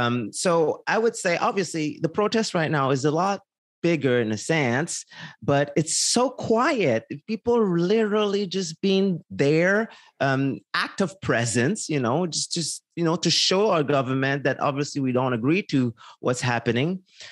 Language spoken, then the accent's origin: English; Quebec, Canada; I mean, I'm from Quebec, as you know